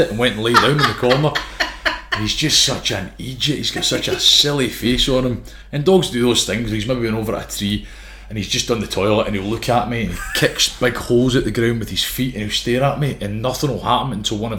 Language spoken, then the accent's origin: English; Scotland, United Kingdom; as a Scot, as a Brit